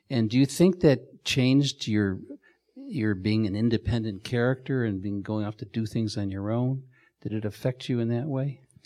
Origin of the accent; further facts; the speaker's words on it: Chicago, Illinois, United States; my growing up in Chicago